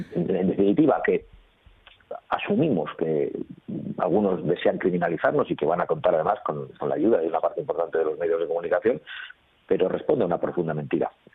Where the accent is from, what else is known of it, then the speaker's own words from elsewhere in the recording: Basque Country, Spain; dónde vengo, y ya saben que yo soy vasco